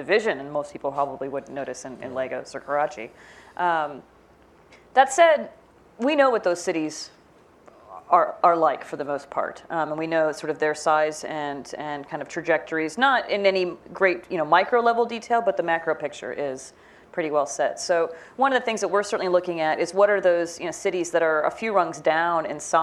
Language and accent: English; Midwest, United States; I'm from the Midwest. I grew up in the suburbs.